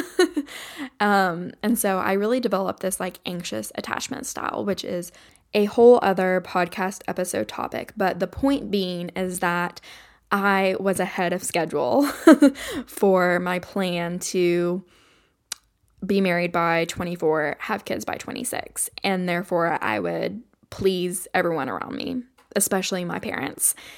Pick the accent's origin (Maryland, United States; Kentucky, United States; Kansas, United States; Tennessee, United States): Kentucky, United States; I grew up in Kentucky, which is very, like, Appalachian